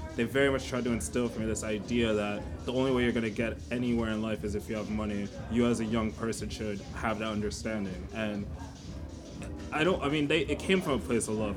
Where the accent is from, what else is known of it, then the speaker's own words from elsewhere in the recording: Rockland County, New York, United States; also born or lived in London; mostly in Rockland County